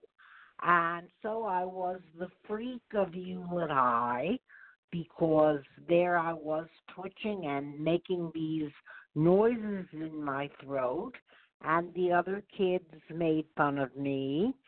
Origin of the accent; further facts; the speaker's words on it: suburbs of New York, United States; I grew up in the suburbs of New York